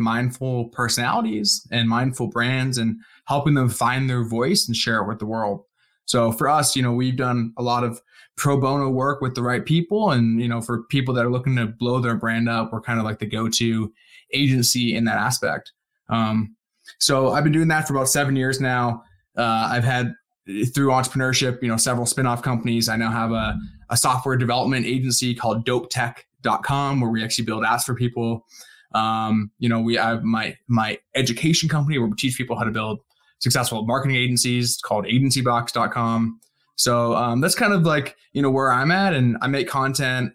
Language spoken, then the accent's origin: English; Canada; moved away as an adult; now in United States; I grew up in Canada, born and raised. I spent 20 some odd years there.